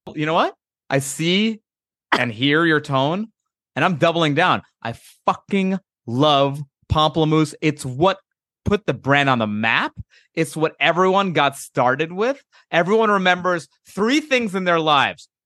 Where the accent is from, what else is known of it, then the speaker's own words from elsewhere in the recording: East Coast, United States; I grew up on the East Coast